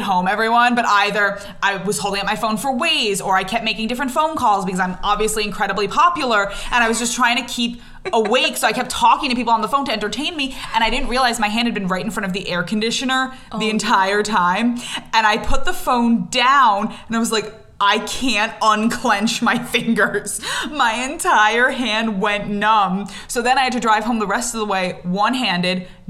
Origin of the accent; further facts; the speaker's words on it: Long Island, New York, United States; moved away as an adult; also born or lived in Israel; I grew up on Long Island, but I lived in Israel for just over 3 years.